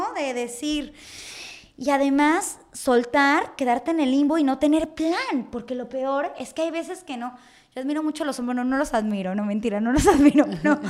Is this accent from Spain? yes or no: no; Mexico; uno como mexicano, uno creció con esa televisión